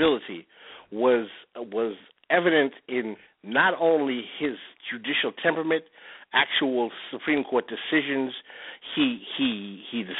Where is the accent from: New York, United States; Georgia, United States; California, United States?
New York, United States; New York City; Growing up in New York City, I know it well